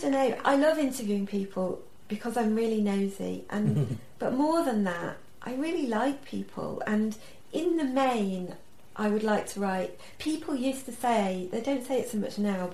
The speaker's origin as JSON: {"language": "English", "town": "Sheffield", "region": "Yorkshire and the Humber", "country": "United Kingdom", "tie": "born or raised there", "said": "growing up in Sheffield, I read the papers."}